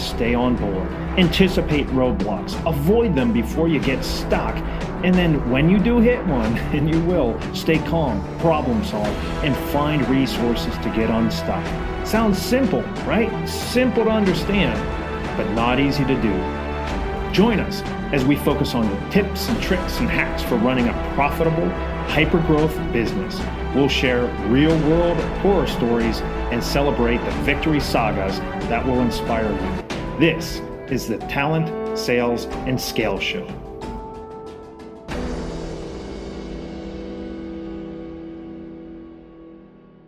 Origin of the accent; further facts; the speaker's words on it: Pittsburgh, Pennsylvania, United States; accent: Pittsburgh; I'm from Pittsburgh and we got a killer accent